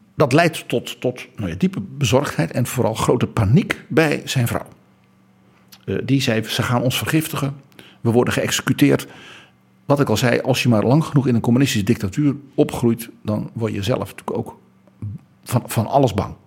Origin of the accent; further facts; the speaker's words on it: Netherlands; Wij West-Europeanen, wij Hollanders